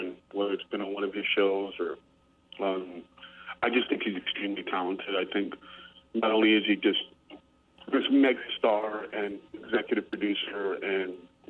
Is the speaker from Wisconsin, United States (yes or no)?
no; New York City, New York, United States; moved away as an adult; now in New Orleans, United States; I grew up in New York City